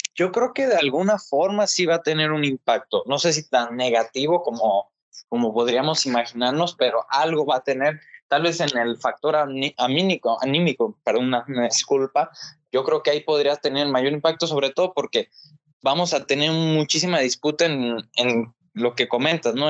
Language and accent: Spanish; Mexico; como mexicanos pues tengamos una representación